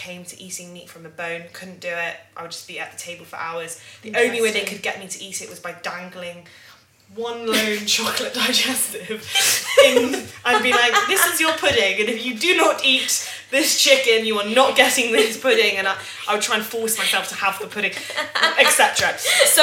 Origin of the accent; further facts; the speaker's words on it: London, United Kingdom; I am from central London and grew up in central London